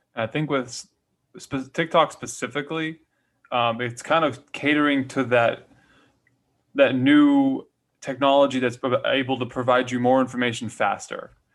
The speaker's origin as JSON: {"language": "English", "region": "Hawaii", "country": "United States", "tie": "born or raised there", "said": "I was born and raised in Hawaii"}